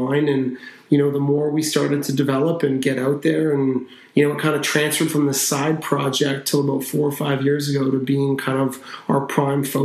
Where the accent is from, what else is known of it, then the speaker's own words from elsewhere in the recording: North Vancouver, British Columbia, Canada; I grew up in Vancouver. We grew up in North Vancouver